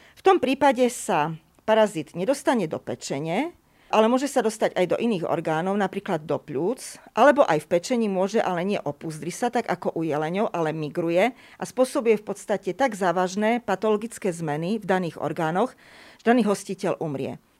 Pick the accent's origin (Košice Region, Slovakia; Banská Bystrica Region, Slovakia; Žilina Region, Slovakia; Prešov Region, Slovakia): Košice Region, Slovakia; Košice; Ja som totižto v Košiciach, v mojom rodnom meste, chodila na jazykovú základnú školu